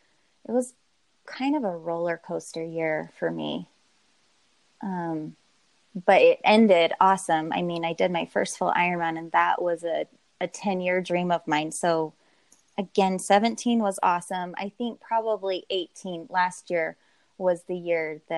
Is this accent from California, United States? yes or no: no; Southern Utah, United States; now in Northern Utah, United States; I live in Northern Utah. But I should clarify, I grew up in Southern Utah, which is pretty close to Vegas